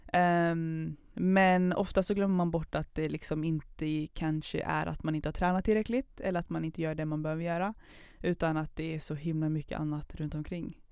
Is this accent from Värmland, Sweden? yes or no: yes; Kil, Värmland, Sweden; moved away as an adult; also born or lived in Pakistan / Höganäs, Skåne; now in Karlstad, Sweden; född i Pakistan, uppväxt i Skåne från början, men sen Värmland